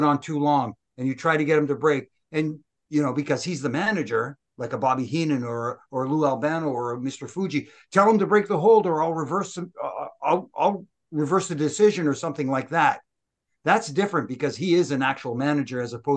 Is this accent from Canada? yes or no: yes; Canada; I'm Canadian.